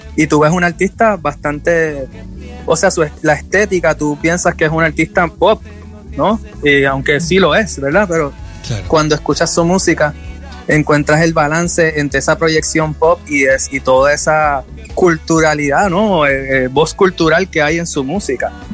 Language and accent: Spanish; Puerto Rico; para mí como puertorriqueño